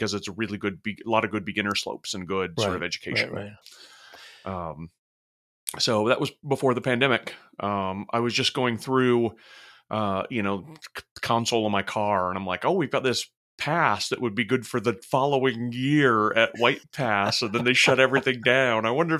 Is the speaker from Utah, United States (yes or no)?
yes; Utah, United States; Yeah, where I grew up in Utah, a lot of the resorts had night skiing.